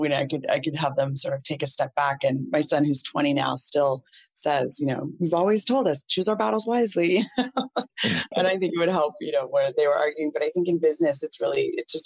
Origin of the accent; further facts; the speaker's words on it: Northern California, United States; moved away as an adult; now in San Diego, United States; I grew up in Northern California